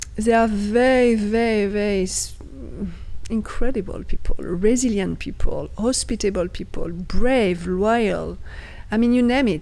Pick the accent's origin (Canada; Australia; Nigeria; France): France; outside Paris, near Chartres, Centre-Val de Loire; English is a second language; moved away; also born or lived in Afghanistan; I was born outside Paris.